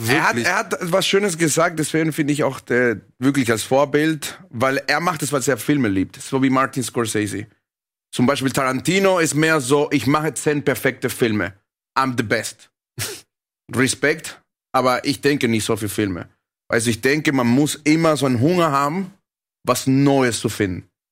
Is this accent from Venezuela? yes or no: yes; Caracas, Venezuela; now in Germany; ich bin in Venezuela aufgewachsen, dann hierher gekommen